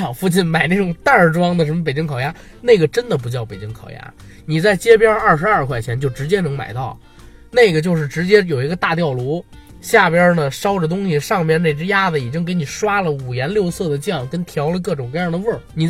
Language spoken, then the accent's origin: Chinese; Beijing, China; 我要聊的话啊，作为一个北京人，我肯定得聊地道的北京美食。